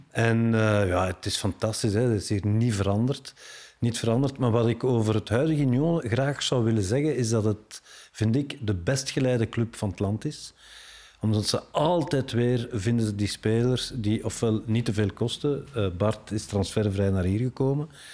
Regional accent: Brussels, Brussels-Capital Region, Belgium; ik heb er een eh, fantastische eh, opvoeding doorgekregen door in Brussel op te groeien.

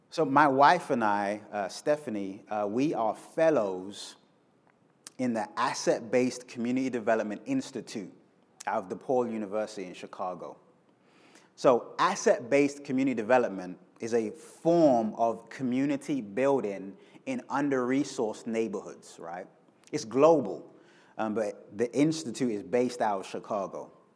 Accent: London, United Kingdom; moved away as an adult; now in Kansas City, United States; I'm originally from London. Uh, I moved to the States 12 years ago

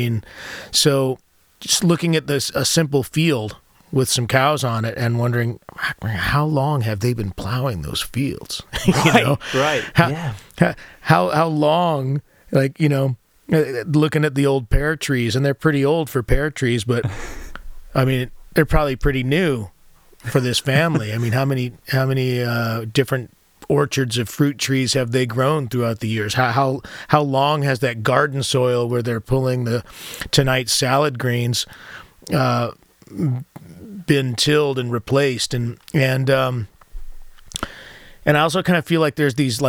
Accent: United States; being American

